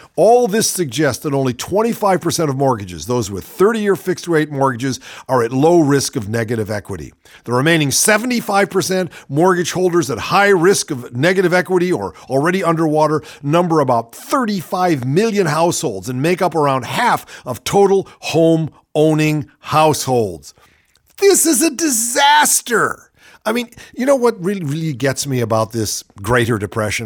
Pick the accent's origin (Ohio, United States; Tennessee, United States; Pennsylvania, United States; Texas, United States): Ohio, United States; I'm from Ohio